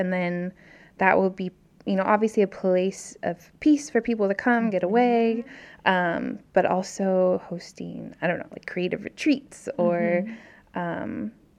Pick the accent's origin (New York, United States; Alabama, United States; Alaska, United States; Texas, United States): Alaska, United States; also born or lived in Maryland / Indiana / California / Oregon; And I grew up in Alaska, and then lived in Maryland and Indiana and California and then Oregon.